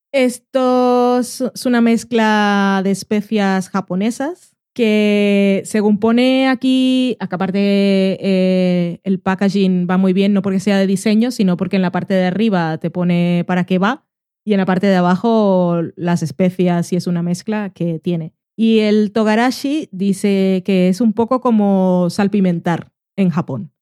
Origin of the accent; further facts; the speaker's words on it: Barranquilla, Atlántico, Colombia; now in Spain; Yo nací en Barranquilla, país caribeño